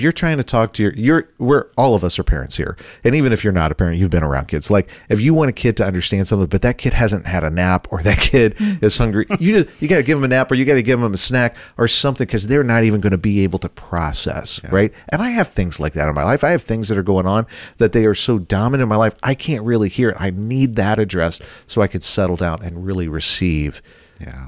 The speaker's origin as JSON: {"language": "English", "area": "Bible Belt", "region": "the South", "country": "United States", "tie": "born or raised there", "moved": "yes", "lives_now": "Midwest, United States", "said": "I grew up in the South in the Bible Belt."}